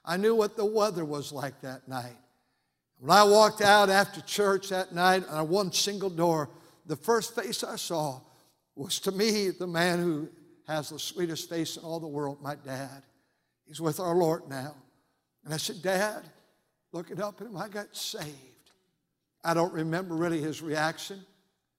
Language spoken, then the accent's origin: English; Fremont, California, United States; I grew up just about 15 minutes from here in a city now called Fremont